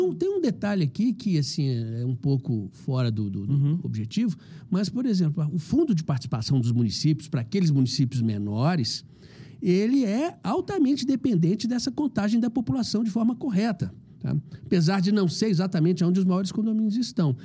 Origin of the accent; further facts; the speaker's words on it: Belo Horizonte, Minas Gerais, Brazil; eu sou de Belo Horizonte